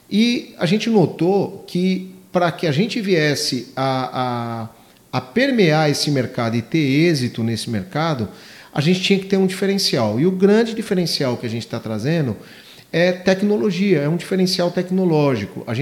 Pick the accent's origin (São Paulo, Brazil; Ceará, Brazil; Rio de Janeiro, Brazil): São Paulo, Brazil; É, nós somos oriundos de São Paulo, da capital.